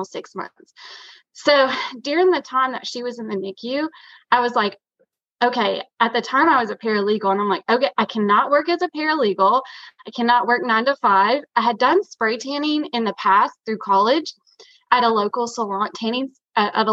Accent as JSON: {"language": "English", "region": "East Tennessee", "country": "United States", "moved": "yes", "lives_now": "Aiken, United States", "said": "I'm from originally from East Tennessee, and I live in Aiken, South Carolina now"}